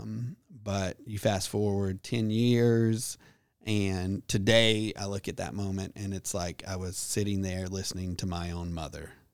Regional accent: Birmingham, Alabama, United States; moved away; I grew up in Birmingham

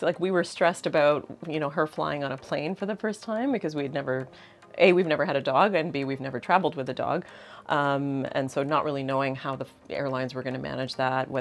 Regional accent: Toronto, Ontario, Canada; moved away as an adult; now in Barbados; I'm from Toronto

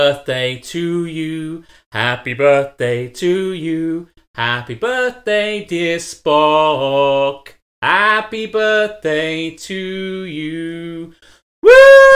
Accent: United Kingdom; as a British person

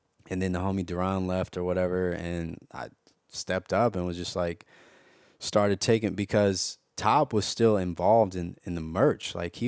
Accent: Los Angeles, California, United States; Yeah. And well, Baldwin Hills.

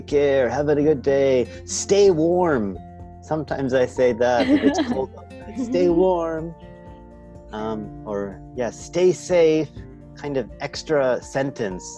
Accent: Canada; I'm from Canada

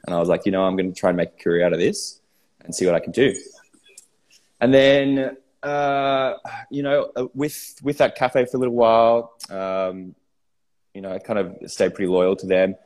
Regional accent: Sydney, New South Wales, Australia; I grew up in Sydney

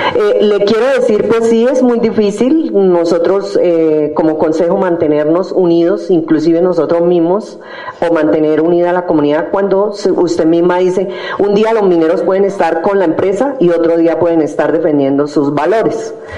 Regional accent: California, Santander, Colombia; como ancestrales y como mineros tradicionales tenemos unos derechos que nos los puede dar la historia y la base de ser mineros como californianos mineros

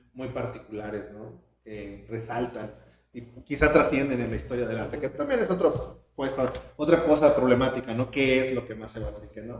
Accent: Mexico; nosotros, que somos mexicanos

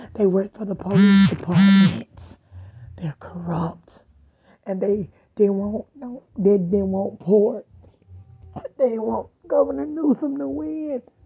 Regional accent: Georgia, United States; now in Stockton, United States; I'm the girl from Georgia.

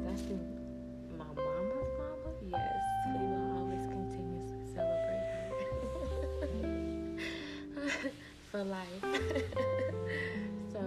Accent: Arkansas, United States; moved away; I'm originally from Arkansas. Yeah, I was bred in Arkansas, Four City, Arkansas

